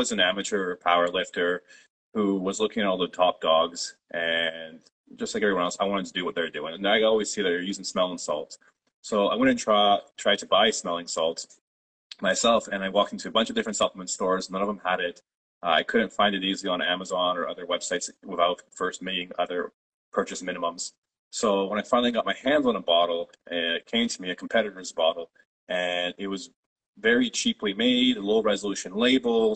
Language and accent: English; Toronto, Ontario, Canada; first language Polish; English is a second language; I was born myself in Toronto, Canada, it was a few years after my parents immigrated. So actually, I grew up speaking Polish as my first language